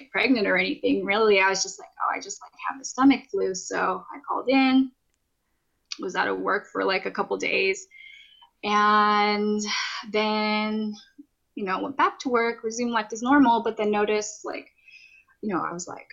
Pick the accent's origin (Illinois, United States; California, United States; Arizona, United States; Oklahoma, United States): California, United States; I'm from California, worked from California, but pretty soon we'll be moving here literally this Saturday to up to the Pacific Northwest